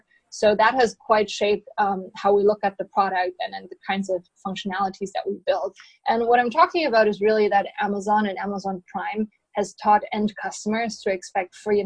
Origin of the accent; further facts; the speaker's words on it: Germany; moved away as an adult; now in San Francisco, United States; I came to San Francisco roughly 4 or 5 years ago, and I'm originally from Germany.